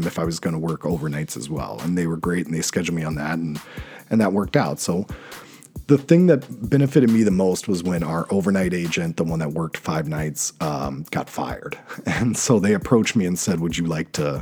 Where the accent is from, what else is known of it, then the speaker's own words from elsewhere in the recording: North Carolina, United States; moved away as an adult; also born or lived in New York City, United States; now in Washington, DC, United States; my hometown in North Carolina